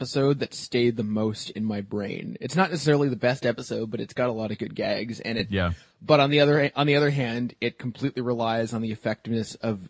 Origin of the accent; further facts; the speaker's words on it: Canada; I'm Canadian.